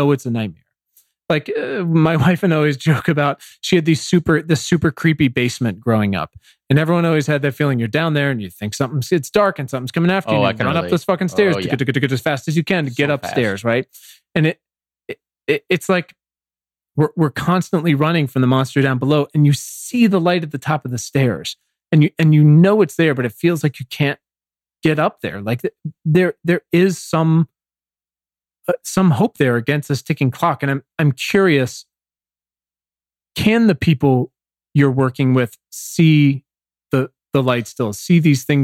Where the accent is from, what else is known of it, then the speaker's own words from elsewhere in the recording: Williamsburg, Virginia, United States; moved away; I'm from Virginia originally, and still spend part of the year back there, and literally from Colonial Williamsburg